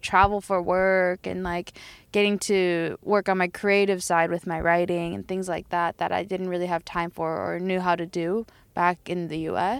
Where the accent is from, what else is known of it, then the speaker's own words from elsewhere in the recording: Tokyo, Japan; Oh, I'm from here. I'm from Tokyo. I'm from Japan.